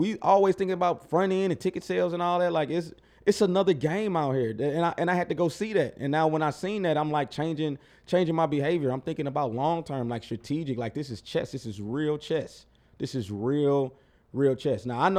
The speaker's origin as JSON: {"language": "English", "town": "St. Louis", "region": "Missouri", "country": "United States", "said": "I'm like, whoa, we're from St. Louis. You open the door for me? What you want?"}